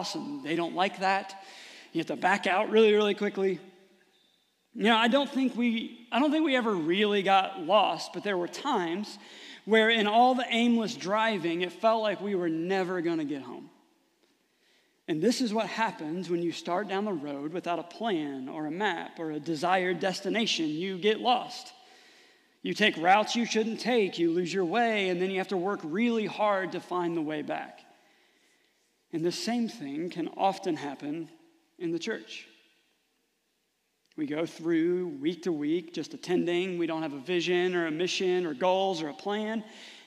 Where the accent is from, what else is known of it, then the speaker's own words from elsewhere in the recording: Rising Sun, United States; growing up in Rising Sun